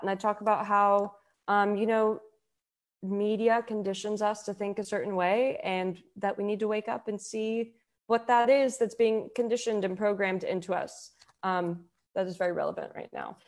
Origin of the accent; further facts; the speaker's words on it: Houston, Texas, United States; also born or lived in Denver; now in Los Angeles, United States; I grew up in Houston